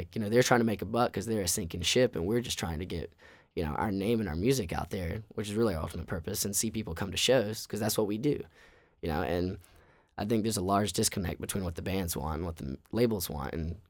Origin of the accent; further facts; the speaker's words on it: Southern United States, United States; I mean, we're from the South and there's a lot of Southern underpinnings to our music.